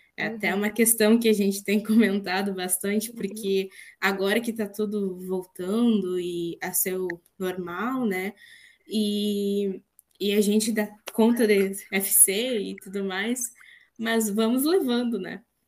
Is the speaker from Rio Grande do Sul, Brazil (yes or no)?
yes; Rio Grande do Sul, Brazil; vocês já devem ter percebido que eu sou gaúcha também.